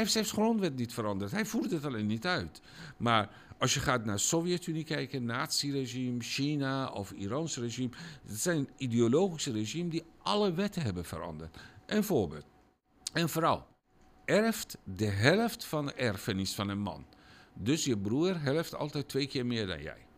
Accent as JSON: {"language": "Dutch", "country": "Iran", "second_language": "Dutch", "moved": "as an adult", "lives_now": "Netherlands", "said": "het land waar ik vandaan kom"}